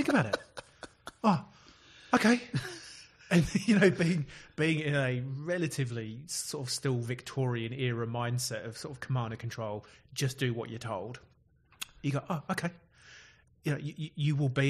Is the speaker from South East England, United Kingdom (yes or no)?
yes; Oxford, South East England, United Kingdom; moved away as an adult; now in Christchurch, New Zealand; I was born in Oxford in the United Kingdom